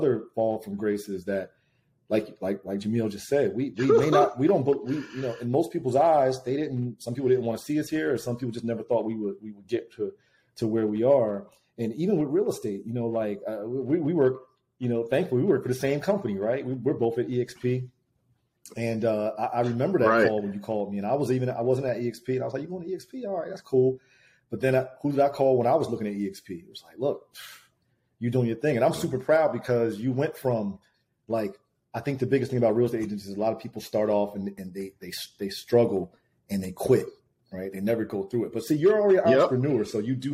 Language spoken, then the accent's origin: English; Trenton, New Jersey, United States; We come from Trenton, New Jersey